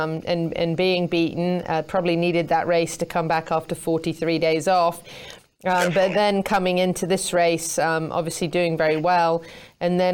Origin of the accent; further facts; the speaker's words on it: Stratford-upon-Avon, West Midlands, United Kingdom; moved away; I'm from Stratford-upon-Avon, you know, in England.